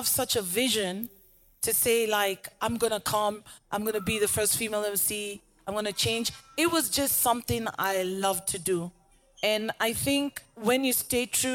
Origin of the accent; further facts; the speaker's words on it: Nairobi, Kenya; Rapper out Nairobi, Kenya